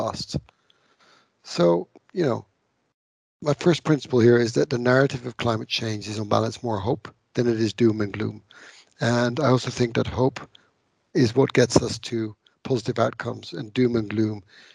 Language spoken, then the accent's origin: English; Netherlands; I'm from the Netherlands